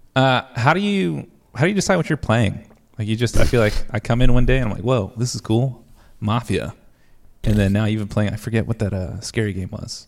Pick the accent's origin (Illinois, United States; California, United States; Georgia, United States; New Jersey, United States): New Jersey, United States; moved away as an adult; also born or lived in Ohio; now in Texas, United States; I'm originally from New Jersey.